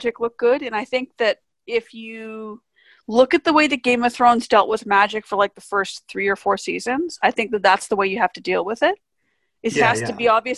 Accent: Vancouver, British Columbia, Canada; I'm from Vancouver.

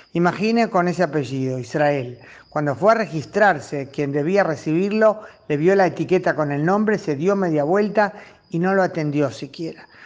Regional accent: Uruguay; Como uruguaya y como judía uruguaya

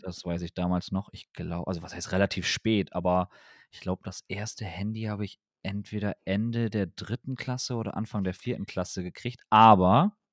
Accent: Wilhelmshaven, Lower Saxony, Germany; ich komme ja aus Wilhelmshaven

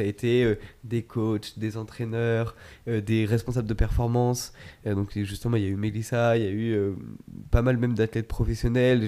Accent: Chamonix, Auvergne-Rhône-Alpes, France; moved away; je viens de, de Chamonix à la base

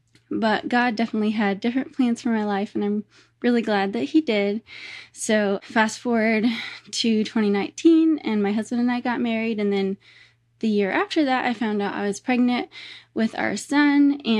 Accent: Nebraska, United States; We grew up in Nebraska, and there were cornfields surrounding our house on every side.

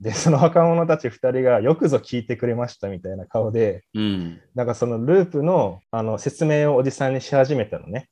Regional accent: Misawa, Aomori, Japan; 俺、青森県三沢出身じゃん。

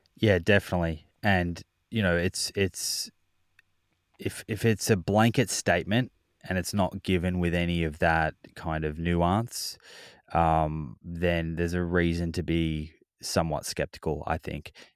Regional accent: Victoria, Australia; We grew up in Victoria

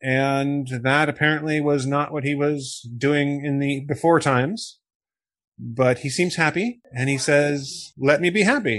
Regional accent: Wichita, Kansas, United States; I grew up in Wichita, Kansas

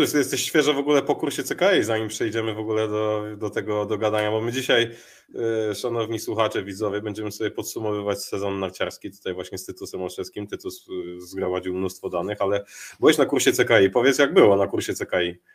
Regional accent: Warsaw, Masovian Voivodeship, Poland; ja jestem ten z Mokotowa

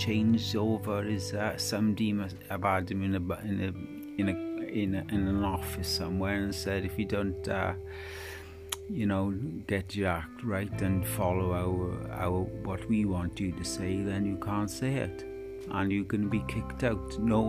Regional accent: Wales, United Kingdom; this is the Welshman

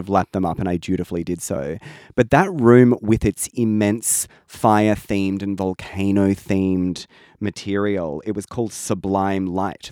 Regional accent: Australia; that problem that we have in Australia of historically seeing England as where we come from

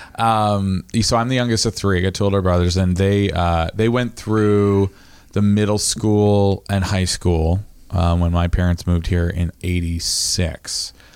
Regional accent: Lincolnville, Maine, United States; also born or lived in Rockport; I was raised in fairyland in Lincolnville for, you know, a couple of years

